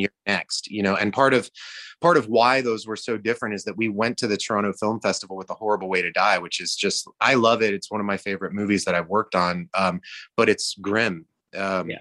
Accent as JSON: {"language": "English", "region": "Georgia", "country": "United States", "tie": "born or raised there", "said": "I grew up in Georgia"}